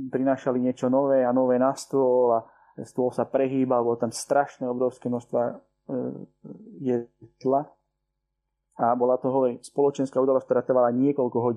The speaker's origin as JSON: {"language": "Slovak", "country": "Slovakia", "tie": "born or raised there", "also_born_or_lived": "Cyprus", "moved": "yes", "said": "som rád, že som sa narodil na Slovensku"}